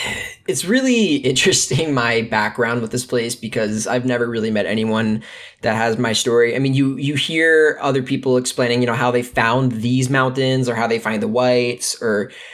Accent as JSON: {"language": "English", "region": "Ohio", "country": "United States", "moved": "as an adult", "lives_now": "Lake Placid, United States", "said": "And I moved up here to Lake Placid a year ago to further those things because of how much I love this place. And I'm originally from Ohio."}